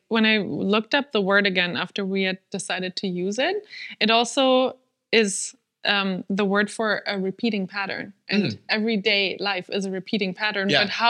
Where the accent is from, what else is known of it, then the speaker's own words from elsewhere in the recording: Germany; first language German; English is a second language; I'm German.